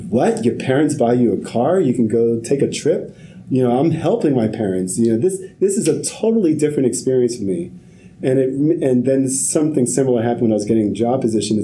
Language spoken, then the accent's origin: English; New York City, New York, United States; grew up in Harlem, had the whole poverty experience